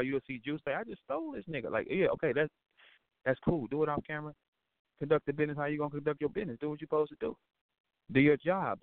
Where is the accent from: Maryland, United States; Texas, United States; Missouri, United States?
Missouri, United States; St. Louis; I'm from St. Louis